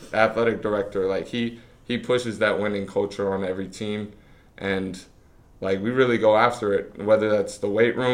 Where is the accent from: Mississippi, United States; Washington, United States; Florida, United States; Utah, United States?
Florida, United States; Vero Beach; I'm from Florida. I've been here 22 years, and I'm good staying down here